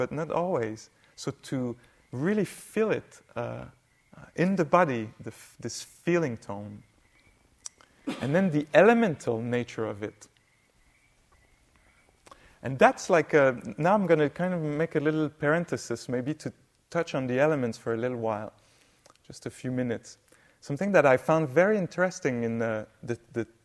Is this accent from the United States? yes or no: no; Quebec, Canada; I come from Quebec, north.